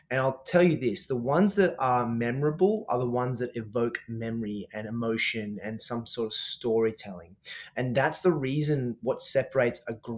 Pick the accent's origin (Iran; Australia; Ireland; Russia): Australia; I'm an Aussie chef, obviously a performance chef